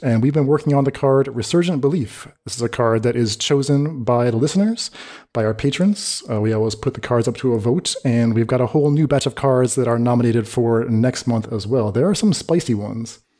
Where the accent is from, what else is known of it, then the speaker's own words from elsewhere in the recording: United States; my advice as an American.